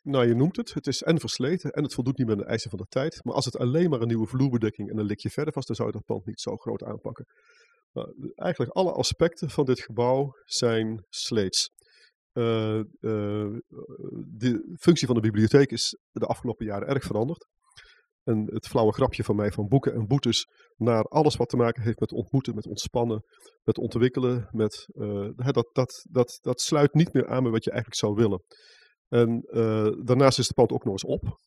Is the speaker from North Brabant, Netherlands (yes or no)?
yes; North Brabant, Netherlands; moved away as an adult; also born or lived in Amsterdam; Ik kom uit West-Brabant en ik studeerde in Amsterdam